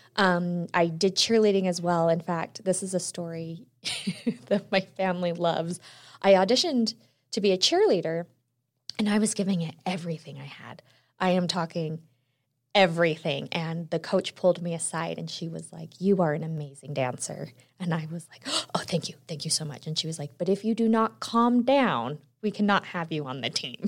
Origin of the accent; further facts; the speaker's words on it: Utah, United States; also born or lived in Texas; I was born in Texas, but I moved to Utah when I was around two. And it's funny because I, I'll tell everyone, I grew up here, went to college here